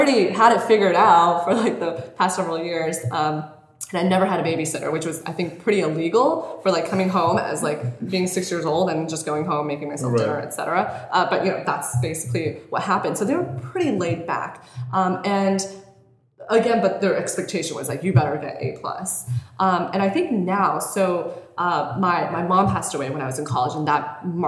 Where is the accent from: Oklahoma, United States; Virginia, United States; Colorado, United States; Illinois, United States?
Colorado, United States; moved away as an adult; also born or lived in Bay Area; now in Los Angeles, United States; When I was growing up in Colorado, we were like super poor